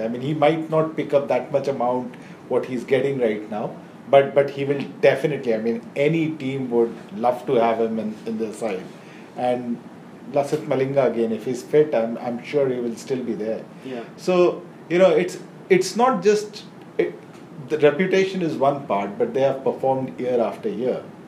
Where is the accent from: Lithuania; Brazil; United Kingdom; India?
India; I am an Indian